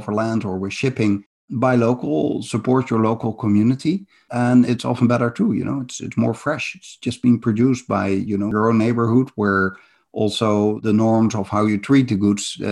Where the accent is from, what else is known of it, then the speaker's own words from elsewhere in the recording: Netherlands; I come from the Netherlands, where my house is below sea level.